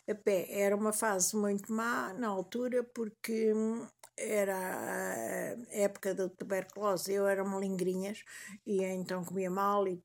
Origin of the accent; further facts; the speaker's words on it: Tondela, Viseu, Portugal; Em Tondela, a Aveira eh, tinha um quintal que eu adorava, perto da, da escola da escola primária